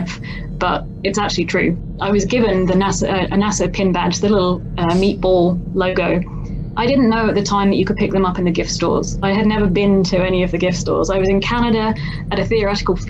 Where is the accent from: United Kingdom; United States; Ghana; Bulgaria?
United Kingdom; London; as a Londoner